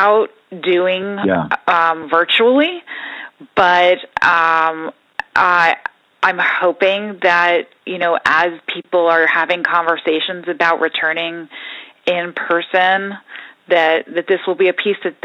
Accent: New York, United States; Growing up in New York, my parents were very into theater

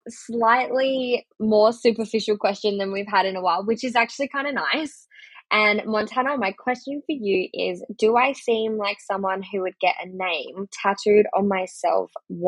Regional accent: Australia; I'm Australian. What of it?

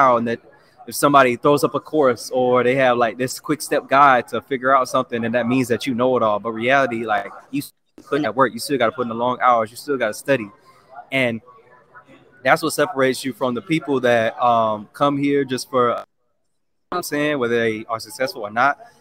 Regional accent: Jacksonville, Florida, United States; moved away as an adult; now in Atlanta, United States; I grew up in Jacksonville, Florida, Duval County

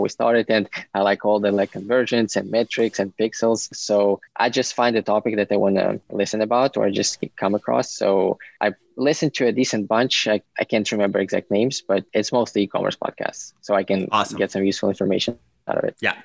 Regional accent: Ukraine; moved away as an adult; now in United States; I'm originally from Ukraine and I came 11 years ago for school

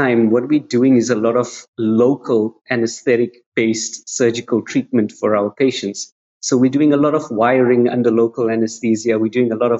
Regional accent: South Africa; I'm born and bred in South Africa.

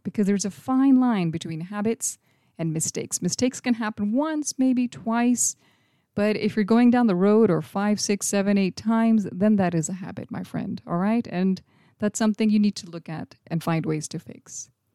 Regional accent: India; When I was a little kid growing up in India in the late eighties or early nineties

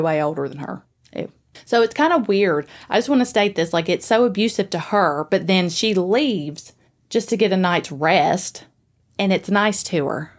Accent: Springfield, Tennessee, United States; also born or lived in Greenbrier, Tennessee / Gallatin, Tennessee; I was born in Springfield. And so I lived there for a little bit, and then I lived in Greenbrier for a little while before I ended up coming up to Gallatin

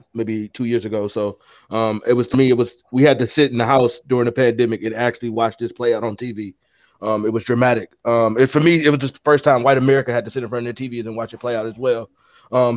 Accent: Detroit, Michigan, United States; I'm from Detroit

